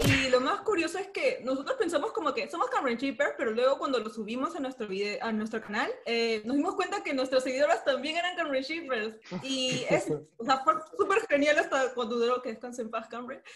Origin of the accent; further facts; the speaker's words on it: Peru; nosotros somos de Perú